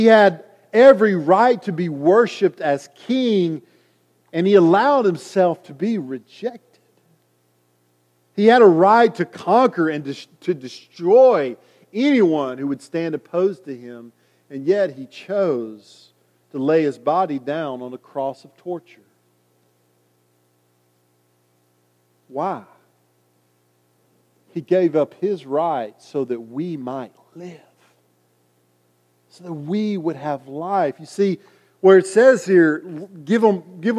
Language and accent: English; United States